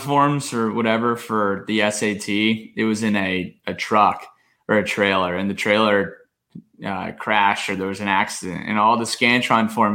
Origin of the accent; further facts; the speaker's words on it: New Jersey, United States; now in Charlotte, United States; growing up in New Jersey